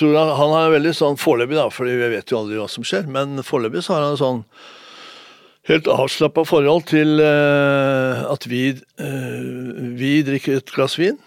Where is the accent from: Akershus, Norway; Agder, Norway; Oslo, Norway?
Oslo, Norway; also born or lived in Moss; jeg var fem, og min bror Jan var syv når vi flytta fra Moss til, til Lambertseter